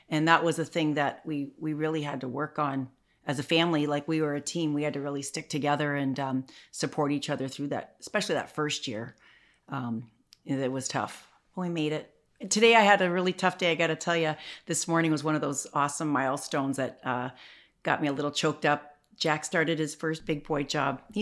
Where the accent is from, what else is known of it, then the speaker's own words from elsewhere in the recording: Canada; also born or lived in Chicago; I'm a Canadian